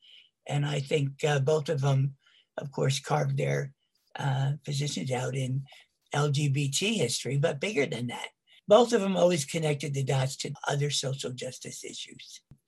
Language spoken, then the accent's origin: English; Northeast, United States; now in San Francisco, United States; we're both from the Northeast